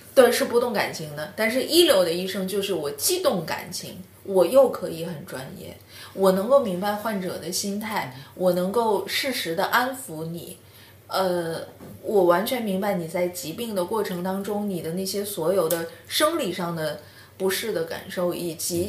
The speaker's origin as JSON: {"language": "Chinese", "town": "Shenyang", "region": "Liaoning", "country": "China", "moved": "yes", "said": "我是沈阳人"}